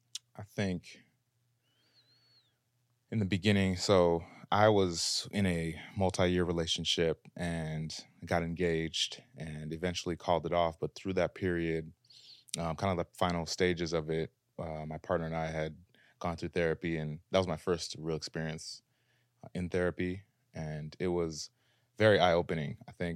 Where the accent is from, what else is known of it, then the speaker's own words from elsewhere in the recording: Minneapolis, Minnesota, United States; now in Los Angeles, United States; Out here in LA, doing the thing.